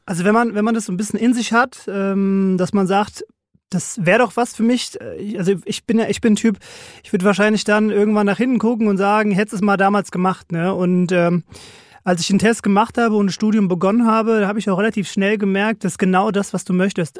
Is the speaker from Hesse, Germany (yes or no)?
yes; Frankfurt, Hesse, Germany; groß geworden im schönen Frankfurt Bonames im Ben-Gurion-Ring